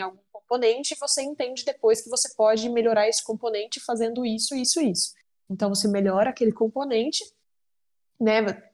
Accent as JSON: {"language": "Portuguese", "town": "Uberlândia", "region": "Minas Gerais", "country": "Brazil", "tie": "born or raised there", "said": "eu sou natural de Uberlândia, Minas Gerais"}